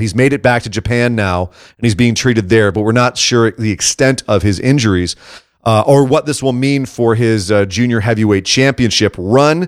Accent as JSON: {"language": "English", "region": "Scotland", "country": "United Kingdom", "said": "as a Scot"}